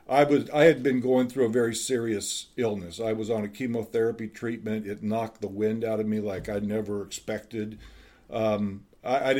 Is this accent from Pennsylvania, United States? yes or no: no; Dayton, Ohio, United States; moved away as an adult; also born or lived in Covina, California / Southern California; I'm actually from Dayton. I grew up in Dayton, but ended up going to California early on in our ministry